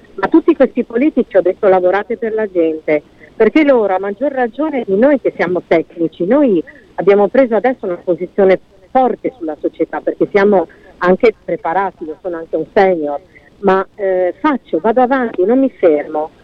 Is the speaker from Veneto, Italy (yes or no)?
no; Friuli-Venezia Giulia, Italy; il Friuli Venezia Giulia, dottoressa, quindi è la mia regione, la mia terra, sono le mie persone, sono la mia gente